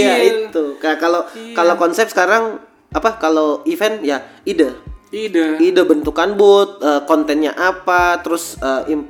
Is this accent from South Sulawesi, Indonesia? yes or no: yes; Makassar, South Sulawesi, Indonesia; karena saya pengen kotaku juga bisa lebih maju lah, bisa bersaing sama ibu kota. Iya, ajari juga supaya ndak suka cerita jelek orang. Kalau kembali ke Makassar, tak.